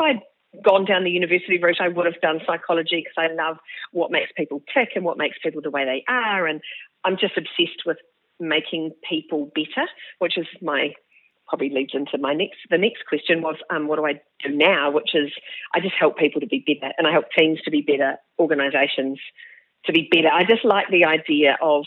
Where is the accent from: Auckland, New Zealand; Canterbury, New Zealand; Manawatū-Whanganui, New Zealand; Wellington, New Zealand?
Manawatū-Whanganui, New Zealand; Palmerston North; I was born in Palmerston North in New Zealand a whole 50 years ago